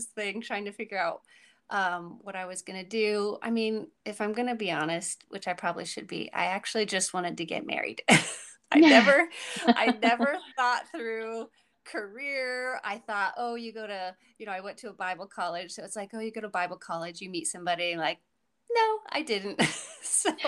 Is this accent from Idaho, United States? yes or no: yes; Idaho, United States; moved away as an adult; also born or lived in Oregon / California; now in Connecticut, United States; I'm from Idaho. So I grew up in Idaho